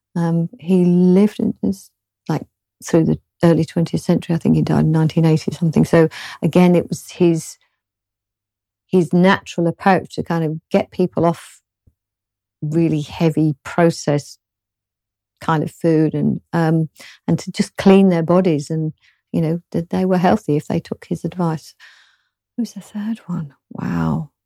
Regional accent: London, United Kingdom; accent: British; I'm from the South, kind of originally from London, not Cockney

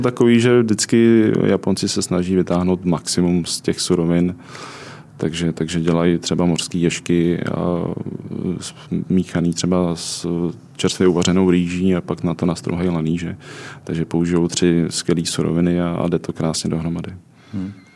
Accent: Czechia; jsem z Čech a obecně z Evropy

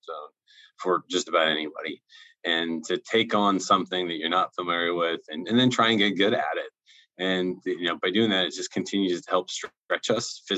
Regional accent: Akron, Ohio, United States; I'm from Akron, Ohio.

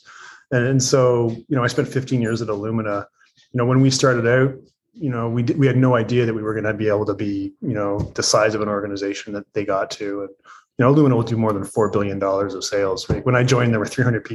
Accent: just outside of Toronto, Ontario, Canada; moved away; I did grow up just outside of Toronto

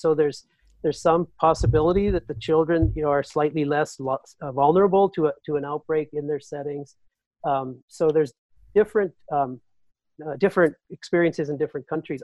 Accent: North Dakota, United States; my home state of North Dakota

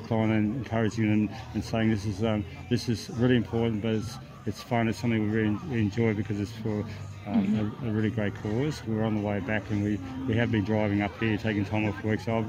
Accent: Coffs Harbour, New South Wales, Australia; and we're from Coffs Harbour. We picked up a few people on the way in the bus, and I'm from that area myself

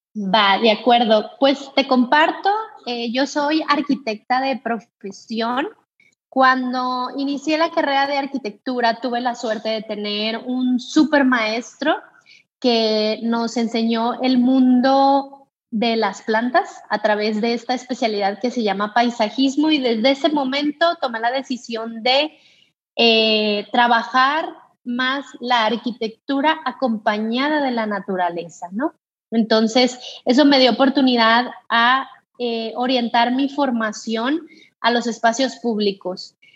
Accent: Culiacán, Sinaloa, Mexico; also born or lived in Monterrey; mi ciudad de origen

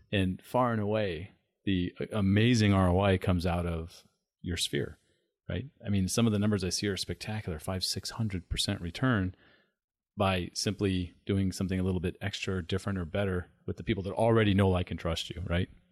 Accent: San Diego, California, United States; now in Arizona, United States; growing up in San Diego

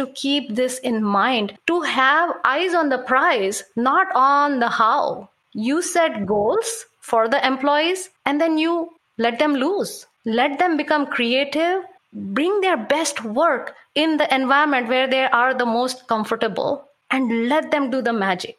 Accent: India; moved away; I come from India

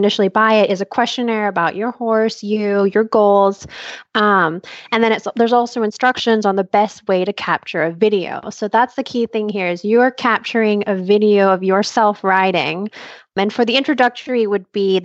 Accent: Malaysia; I grew up in Malaysia where we didn't really have access to a whole lot of trainers

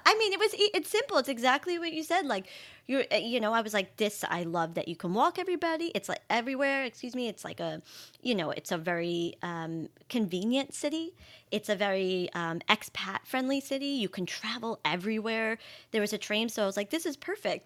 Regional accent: Long Island, New York, United States; moved away as an adult; also born or lived in Florence, Italy / Amalfi Coast, Italy; now in Italy; I grew up on Long Island, not in New York City

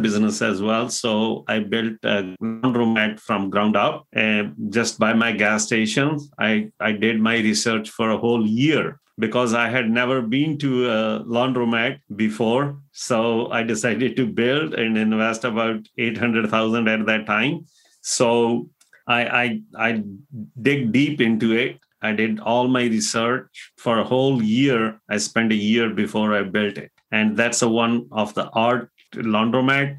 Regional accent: India; moved away as an adult; also born or lived in Indianapolis, United States; now in Fort Wayne, United States; I came from India back in 2000

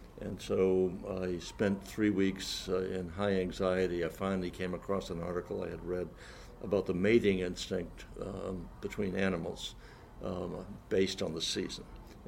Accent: New England, United States; because I come from New England

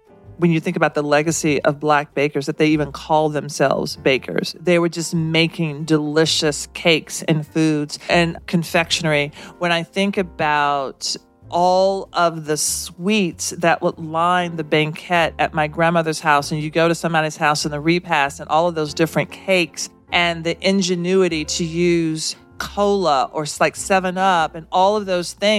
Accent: the South, United States; now in New York City, United States; as a Southerner in New York City

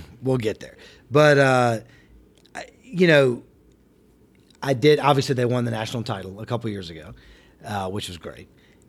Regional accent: Alabama, United States; born there; So here's mine. I was born in Alabama. I was the first person in my family not to go to Alabama.

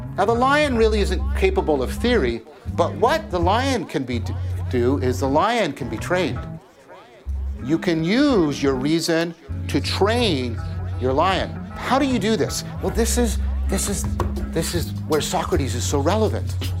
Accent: Hamilton, Ontario, Canada; I'm from Hamilton

